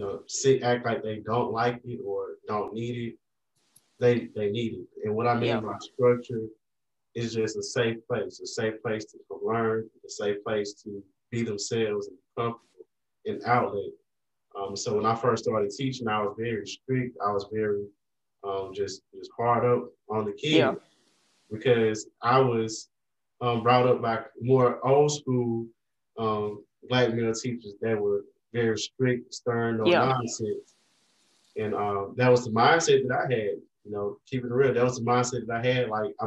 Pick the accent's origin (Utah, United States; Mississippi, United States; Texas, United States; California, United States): Mississippi, United States; Vicksburg; an elementary school in Vicksburg, my hometown.